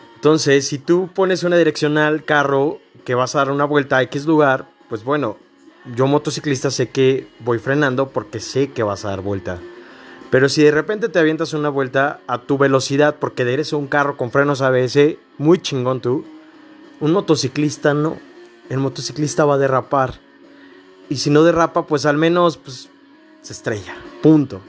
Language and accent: Spanish; Mexico; somos mexicanos